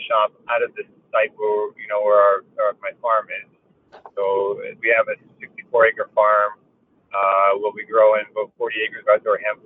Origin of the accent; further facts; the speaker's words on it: Delhi, Ontario, Canada; Delhi is the town that I grew up in. So Norfolk County is the municipality